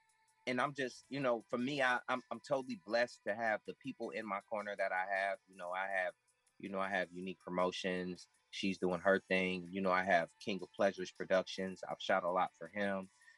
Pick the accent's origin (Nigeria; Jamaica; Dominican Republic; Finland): Dominican Republic; that I'm black, I'm Dominican, and I am Chato Indian.